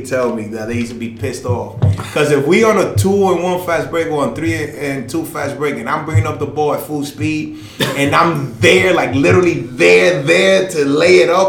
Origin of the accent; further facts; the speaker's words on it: United States; also born or lived in Dominican Republic; I was born in the States